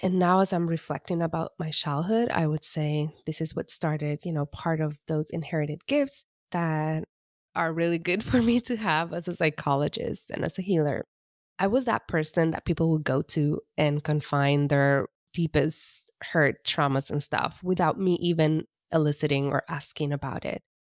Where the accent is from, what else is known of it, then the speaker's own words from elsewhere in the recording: East Coast of Puerto Rico, Puerto Rico; I am, was born and raised in the East Coast of Puerto Rico.